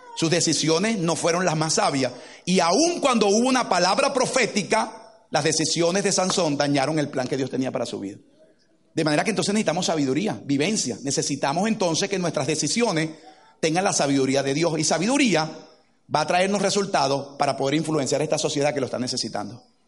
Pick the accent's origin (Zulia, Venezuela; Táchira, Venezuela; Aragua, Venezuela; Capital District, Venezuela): Capital District, Venezuela; Caracas; moved away; Crecimos en Caracas, Venezuela